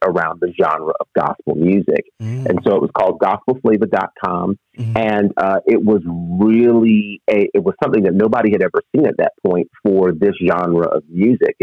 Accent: Monticello, New York, United States; I grew up in a little town called Monticello, New York, which is 90 miles northwest of New York City.

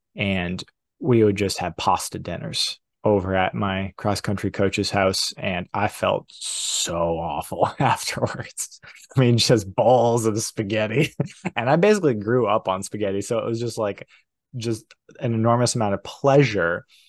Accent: New Hampshire, United States; I grew up in New Hampshire

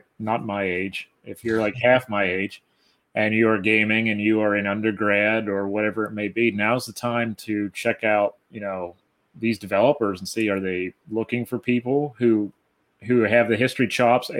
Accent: South Central Pennsylvania, United States; growing up in South Central Pennsylvania, I know there's a dialect here

